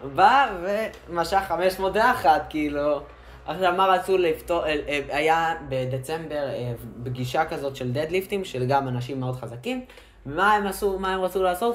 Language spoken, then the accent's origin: Hebrew; Ashkelon, Southern District, Israel; אנחנו מאשקלון